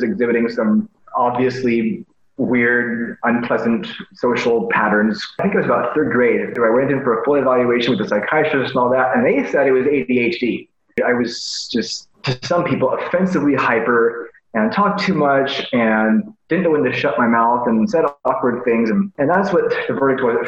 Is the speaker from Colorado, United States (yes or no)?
yes; Delta, Colorado, United States; moved away as an adult; also born or lived in Toronto; So I tell people I'm from Colorado. I pretty much am. Raised on the little tiny town called Delta.